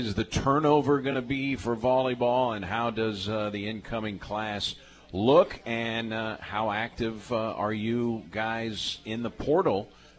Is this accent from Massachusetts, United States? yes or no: no; Wisconsin, United States; You don't know what cold is. I grew up in Wisconsin.